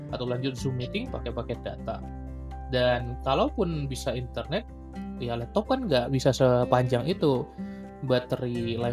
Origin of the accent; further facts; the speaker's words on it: Medan, North Sumatra, Indonesia; now in Bandung, Indonesia; ini kan sekarang gua lagi di Medan itu di tempat gua emang sering mati lampu